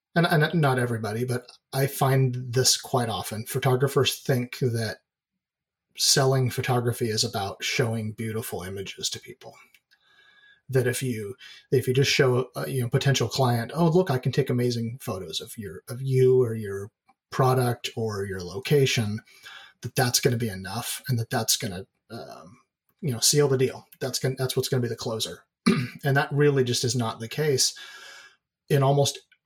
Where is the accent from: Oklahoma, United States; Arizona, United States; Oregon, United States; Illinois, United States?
Oregon, United States; also born or lived in California; I'm pretty much a lifelong Oregonian. I was born in California, but I don't really count that. But I've lived here my whole life